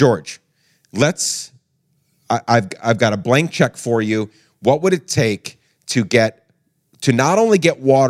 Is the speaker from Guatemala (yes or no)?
yes; Guatemala; now in United States; I grew up in Guatemala